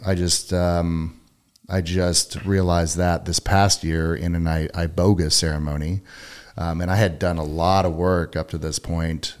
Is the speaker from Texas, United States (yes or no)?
yes; Katy, Texas, United States; I grew up in Katy